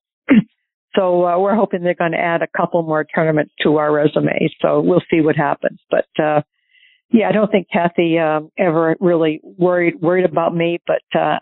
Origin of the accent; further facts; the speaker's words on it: New Hampshire, United States; growing up in New Hampshire, I played at Portsmouth Country Club